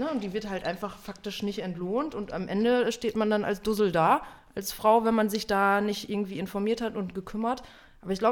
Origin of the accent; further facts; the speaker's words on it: North Rhine-Westphalia, Germany; now in Berlin, Germany; Ich komme ja aus Westfalen, du ja auch.